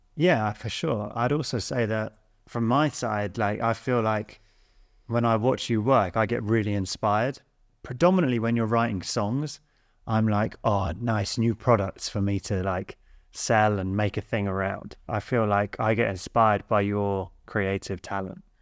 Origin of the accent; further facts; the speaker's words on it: Sussex, South East England, United Kingdom; coming from Sussex, rural middle